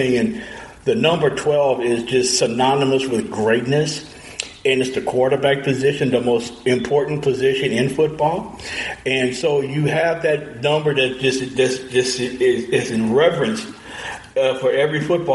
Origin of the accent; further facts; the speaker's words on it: Louisiana, United States; my home state of Louisiana